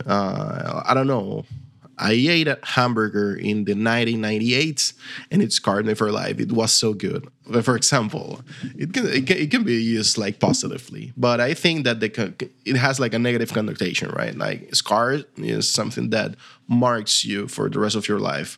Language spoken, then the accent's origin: English; Venezuela; English is a second language; now in Argentina; I'm from Venezuela. Originally, I live now in, in Argentina, where we speak Spanish as well